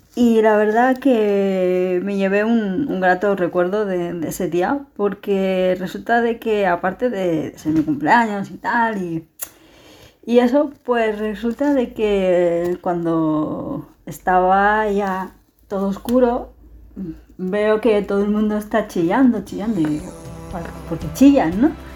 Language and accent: Spanish; Sabadell, Catalonia, Spain; soy de Sabadell.